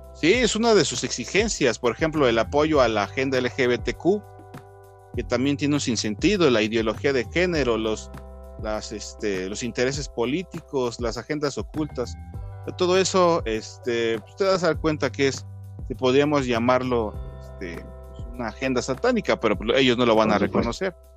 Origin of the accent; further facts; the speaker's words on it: Mexico; also born or lived in Mexico City; yo hablo aquí como mexicano, ¿no? Este, que vivo aquí en la Ciudad de México.